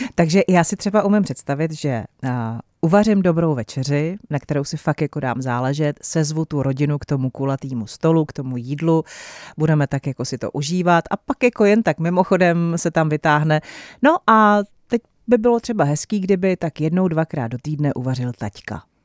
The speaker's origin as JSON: {"language": "Czech", "country": "Czechia", "said": "my Češi"}